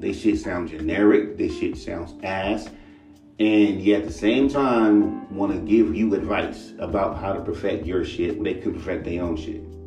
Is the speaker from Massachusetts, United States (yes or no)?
no; Los Angeles, California, United States; I'm from Los Angeles